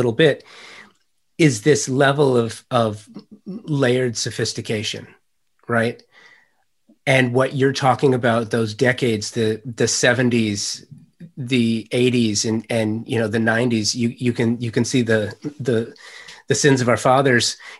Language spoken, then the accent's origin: English; Los Angeles, California, United States; I'm a native Angeleno